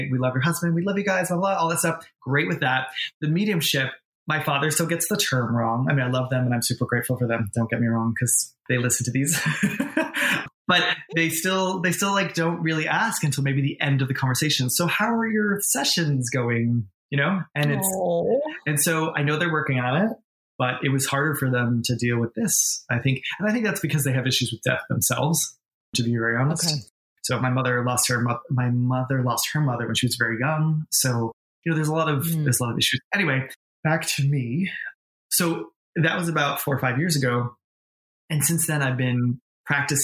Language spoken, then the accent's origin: English; New York, United States; born or raised there; moved away as an adult; also born or lived in Boston, Massachusetts; now in Los Angeles, United States